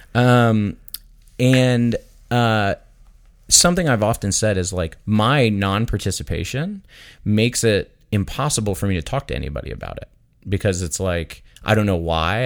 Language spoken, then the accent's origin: English; Daytona Beach, Florida, United States; I grew up in Daytona Beach, Florida